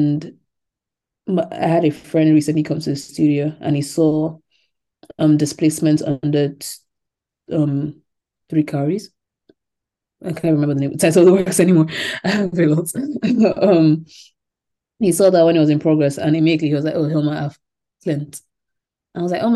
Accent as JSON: {"language": "English", "region": "Lagos", "country": "Nigeria", "tie": "born or raised there", "also_born_or_lived": "England", "moved": "yes", "said": "growing up in Lagos"}